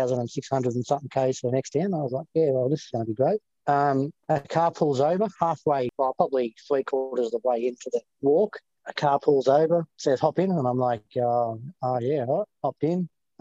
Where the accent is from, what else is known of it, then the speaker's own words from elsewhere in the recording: Bendigo, Victoria, Australia; also born or lived in Melbourne; I grew up in Bendigo, but I mostly lived in Melbourne.